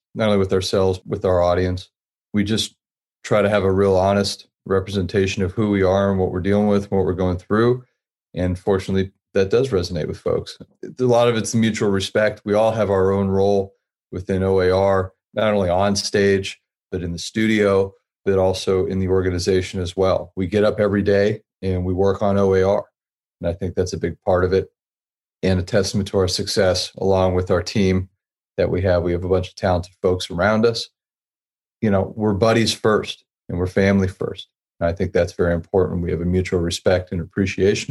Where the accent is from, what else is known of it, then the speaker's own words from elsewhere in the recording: Youngstown, Ohio, United States; I grew up in Youngstown, Ohio